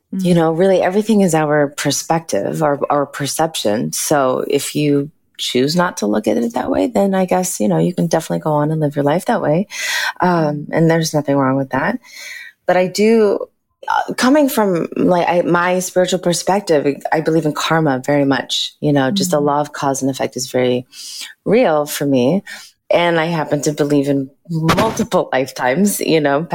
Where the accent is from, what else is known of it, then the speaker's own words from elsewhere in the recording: Los Angeles, California, United States; I grew up in Los Angeles